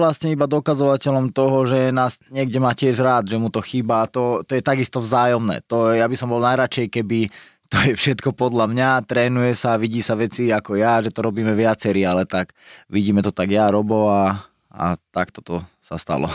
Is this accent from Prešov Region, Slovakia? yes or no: no; Nové Zámky, Nitra Region, Slovakia; vyrastal som v Nových zámkoch